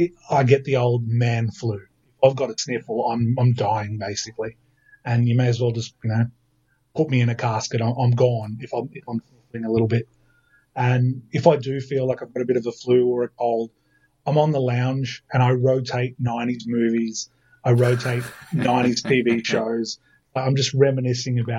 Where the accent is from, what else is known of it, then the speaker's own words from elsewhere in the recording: Lithgow, New South Wales, Australia; now in Sydney, Australia; I grew up in Lithgow, stayed there for 20 years